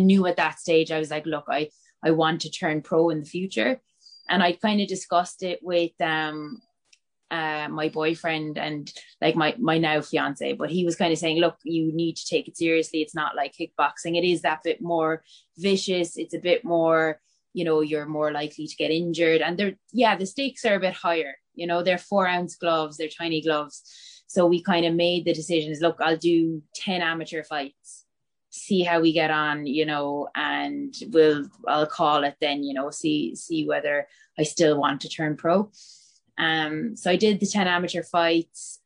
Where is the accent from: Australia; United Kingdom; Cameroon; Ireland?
Ireland; Bantry, Munster; moved away as an adult; also born or lived in Cork; now in Dublin, Ireland; I grew up in Bantry